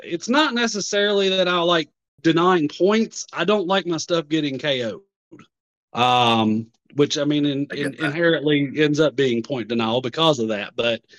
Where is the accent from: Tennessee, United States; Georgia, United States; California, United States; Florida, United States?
Tennessee, United States; born there; now in Kentucky, United States; cause I was born in Tennessee, lived there for part of my life, moved to Kentucky, lived there for part of my life, moved back to Tennessee, then moved back to Kentucky.